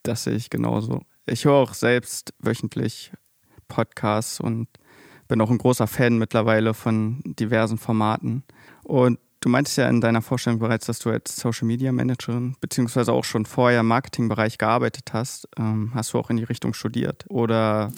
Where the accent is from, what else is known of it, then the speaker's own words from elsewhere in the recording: near Magdeburg, Saxony-Anhalt, Germany; Ich komme nämlich auch aus der Nähe von Magdeburg.